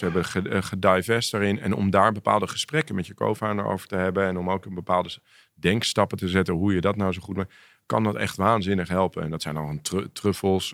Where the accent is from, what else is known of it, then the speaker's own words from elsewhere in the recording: Amsterdam, North Holland, Netherlands; ik groeide op in Amsterdam